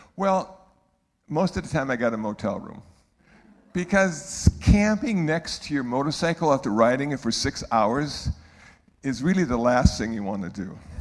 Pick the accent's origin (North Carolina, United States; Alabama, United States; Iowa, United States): Iowa, United States; Iowa City; moved away; I was born in Iowa City, Iowa